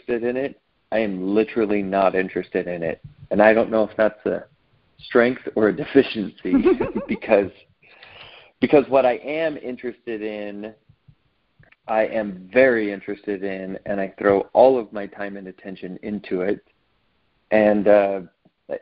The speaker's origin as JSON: {"language": "English", "region": "Southern California", "country": "United States", "tie": "born or raised there", "also_born_or_lived": "Santa Barbara, California", "said": "I grew up predominantly in Southern California."}